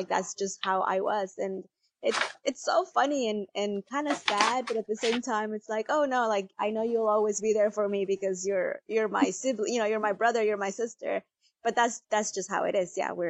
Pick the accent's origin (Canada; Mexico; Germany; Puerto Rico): Mexico; I was born in Mexico and I grew up like I'm the seventh of eight children.